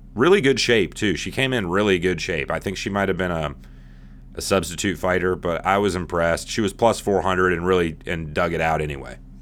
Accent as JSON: {"language": "English", "country": "United States", "said": "But I'm American"}